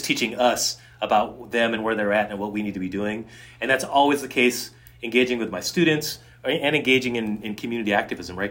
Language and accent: English; Seattle, Washington, United States; moved away; also born or lived in Connecticut; I grew up mostly in the Seattle area, and then also, and then, and then in Connecticut